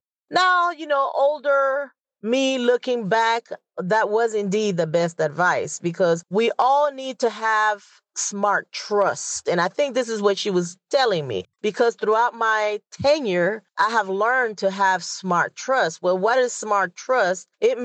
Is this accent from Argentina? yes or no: no; Panama; moved away as an adult; Now, I'm originally from Panama, and the best advice I received was when I was 18 years old. I was getting ready to leave Panama to join the military.